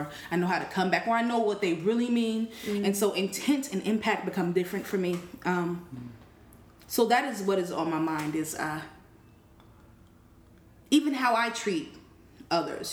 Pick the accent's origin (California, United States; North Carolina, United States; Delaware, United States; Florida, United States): California, United States; Oakland; accent: West Coast; now in Brooklyn, United States; I am from California